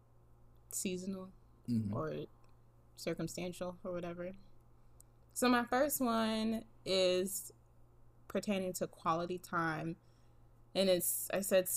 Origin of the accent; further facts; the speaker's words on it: East Coast, United States; moved away; I grew up on the East Coast.